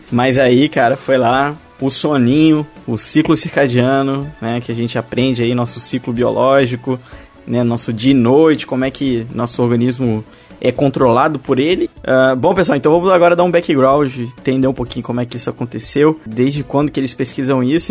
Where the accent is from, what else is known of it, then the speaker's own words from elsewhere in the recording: Brazil; eu sou do Brasil